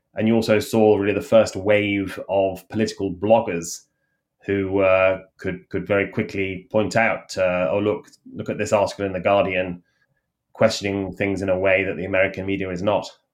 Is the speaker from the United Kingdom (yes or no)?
yes; United Kingdom; accent: British; moved away as an adult; now in Washington, United States; my British accent